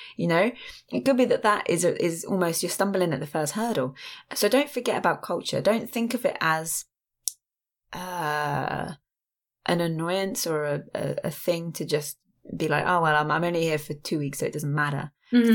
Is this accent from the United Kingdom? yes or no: yes; England, United Kingdom; I'm from England